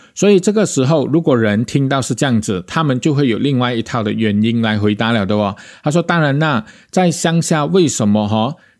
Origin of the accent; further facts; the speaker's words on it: Malaysia; 我们马来西亚人